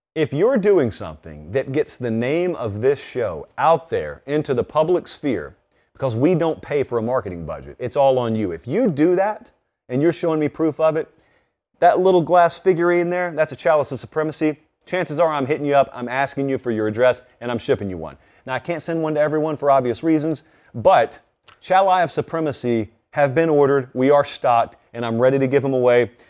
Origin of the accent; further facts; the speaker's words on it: Georgia, United States; I grew up in Georgia